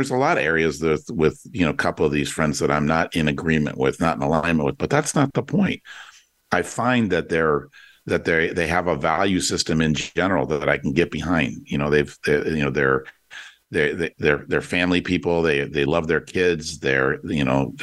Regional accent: Detroit, Michigan, United States; I grew up in Detroit in the 67 race riots

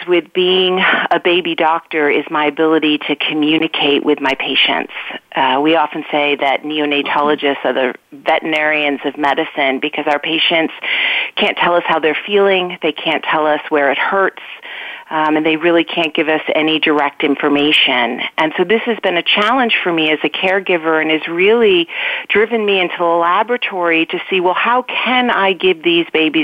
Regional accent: outside of Boston, Massachusetts, United States; I grew up outside of Boston. It's been my home almost all my life.

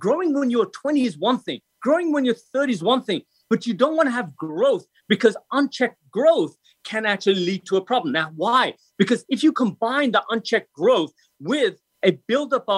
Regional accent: England, United Kingdom; I'm European, so I'm from England.

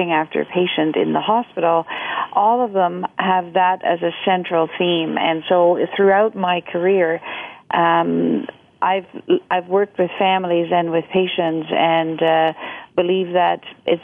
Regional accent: Netherlands; moved away as an adult; also born or lived in Canada; now in Toronto, Canada; Originally, I'm from the Netherlands, and I immigrated to Canada in 1982.

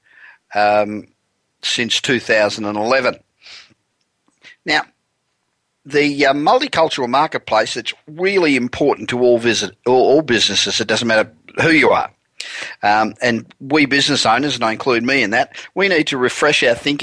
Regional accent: Los Angeles, California, United States; we're coming to you this week from my hometown of Los Angeles.

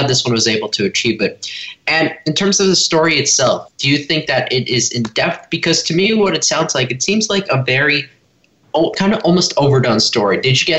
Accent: Los Angeles, California, United States; Hey, welcome back. … from Los Angeles, and you're listening to Kids First Coming Attractions.

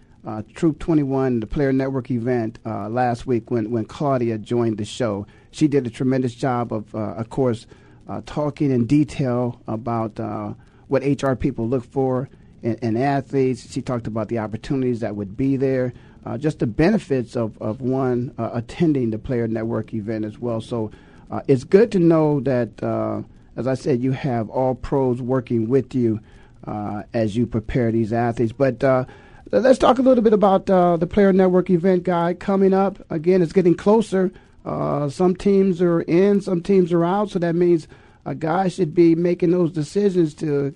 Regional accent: Canton, Ohio, United States; my hometown in Canton, Ohio

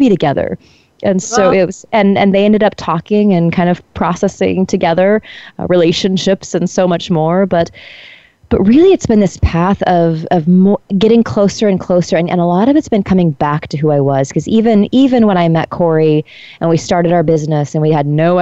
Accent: Colorado, United States; moved away as an adult; also born or lived in Iowa / India; I'm from Colorado

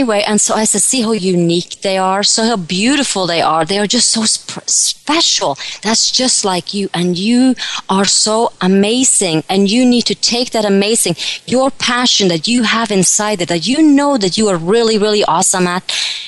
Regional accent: Norway; moved away; when I was a little girl back in Norway, I grew up in Norway, I was about 10, 12 years old

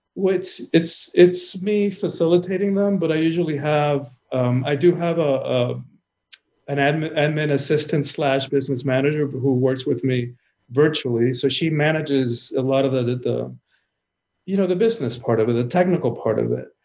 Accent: Cuba; I'm from the Caribbean. I'm, I'm Cuban born

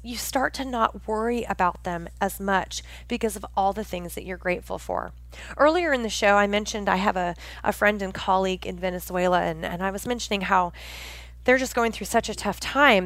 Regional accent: Pacific Northwest, United States; born or raised there

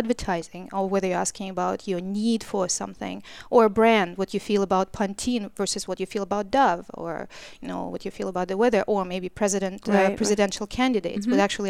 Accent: Canada; What I'm saying, you're because I'm Canadian.

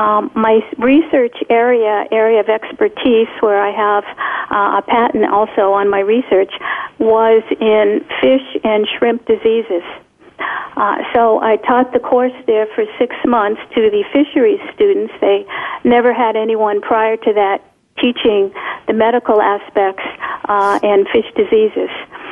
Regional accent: Poland; first language Polish; English is a second language; I didn't have to teach in Polish. I could speak in English, although Polish is my first language, and I can speak, but not well enough to teach in Polish.

